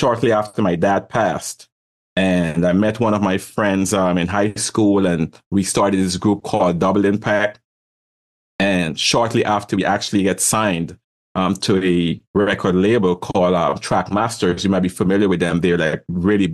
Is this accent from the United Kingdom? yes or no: no; Guyana; moved away; also born or lived in Brooklyn, New York, United States / Caribbean; I was born in South America, Guyana, the only English-speaking country over there